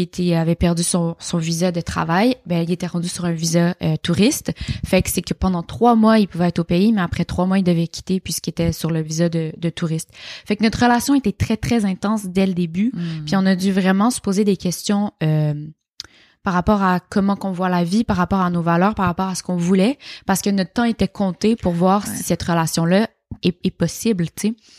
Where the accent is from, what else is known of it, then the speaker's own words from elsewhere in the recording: Montreal, Quebec, Canada; moi, je viens de Montréal. Je suis née dans Rosemont, euh, à Montréal. J'ai vécu là vraiment toute ma vie